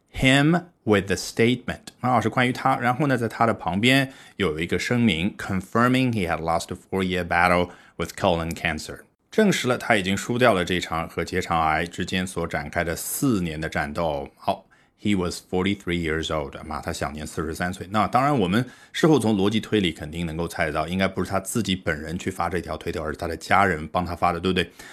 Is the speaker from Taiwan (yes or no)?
no; China; 我们中国人